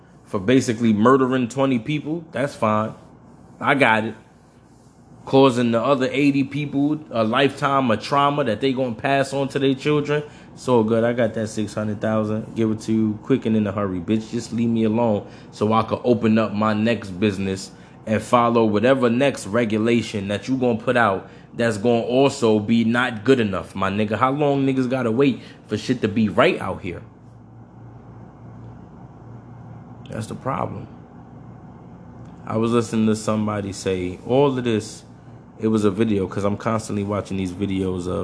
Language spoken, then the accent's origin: English; New York, United States; I'm from New York